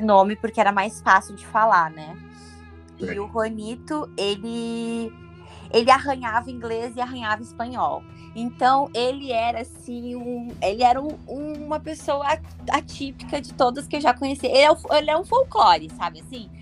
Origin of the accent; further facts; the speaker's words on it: Brazil; A gente sim